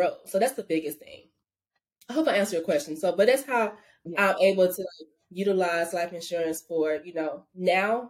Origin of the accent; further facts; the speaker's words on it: Arkansas, United States; moved away as an adult; I'm from Arkansas